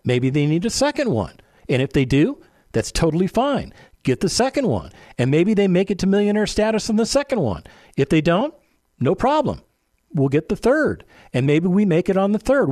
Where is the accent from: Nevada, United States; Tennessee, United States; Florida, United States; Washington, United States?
Nevada, United States; Las Vegas; now in San Antonio, United States; My hometown of Las Vegas, Nevada